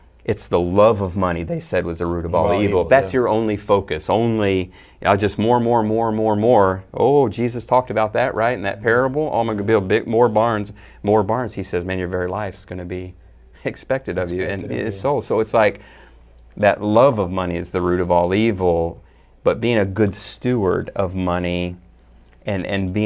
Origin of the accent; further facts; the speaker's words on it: Dallas, Texas, United States; I was born in Texas